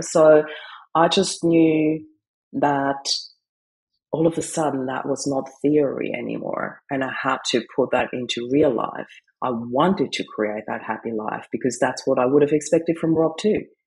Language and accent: English; Austria; moved away; I come from Austria